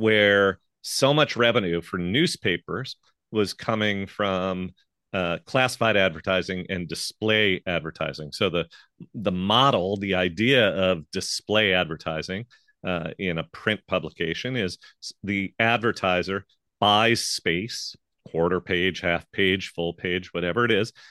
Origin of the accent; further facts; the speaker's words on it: St. Louis, Missouri, United States; moved away as an adult; I moved back to my hometown of Saint Louis, Missouri